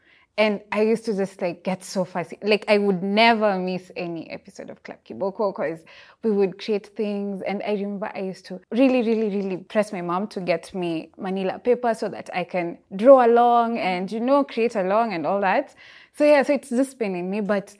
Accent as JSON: {"language": "English", "town": "Busia", "region": "Busia County", "country": "Kenya", "tie": "born there", "also_born_or_lived": "Eldoret / Kisumu", "said": "I was born in Busia. Busia, the border town in Kenya. Yeah, but I've lived in Eldoret and many other places, and Kisumu."}